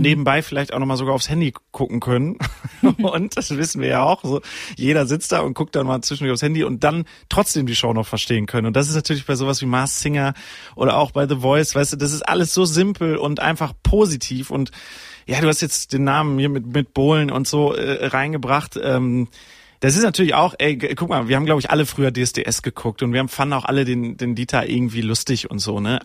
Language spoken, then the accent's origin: German; Sauerland, North Rhine-Westphalia, Germany; ich bin ja wirklich im Sauerland aufgewachsen